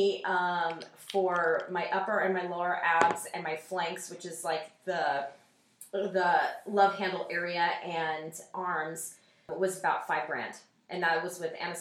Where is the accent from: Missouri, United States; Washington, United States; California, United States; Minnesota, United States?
Washington, United States; Seattle; moved away; I'm originally from Seattle, Washington